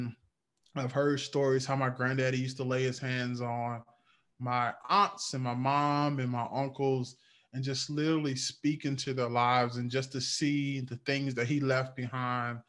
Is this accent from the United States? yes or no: yes; North Carolina, United States; I'm from North Carolina. And so I have one of those country church boy stories.